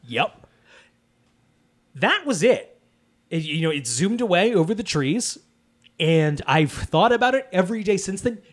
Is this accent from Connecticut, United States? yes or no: yes; Wallingford, Connecticut, United States; I am in my hometown of Wallingford, Connecticut